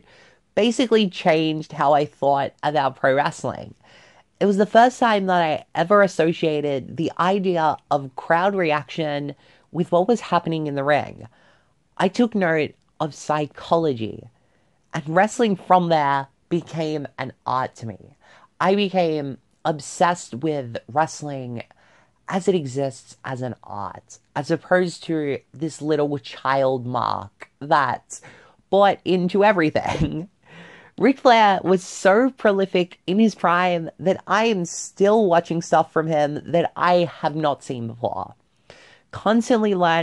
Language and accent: English; Australia; born or raised there